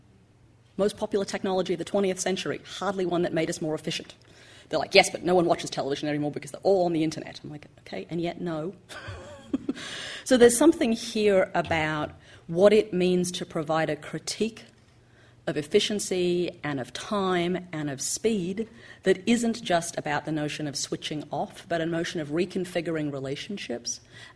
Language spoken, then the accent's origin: English; Australia; Judy and I, growing up in Australia